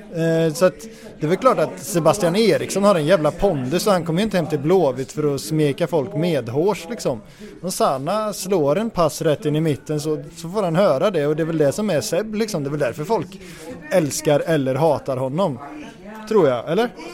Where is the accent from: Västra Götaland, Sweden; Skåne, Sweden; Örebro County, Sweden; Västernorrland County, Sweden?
Västra Götaland, Sweden; Götene; jag kommer från Götene